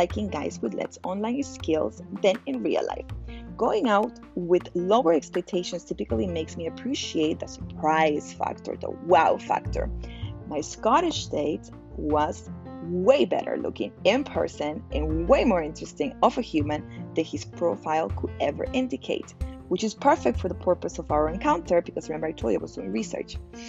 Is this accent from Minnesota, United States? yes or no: no; Miami, Florida, United States; I'm from Miami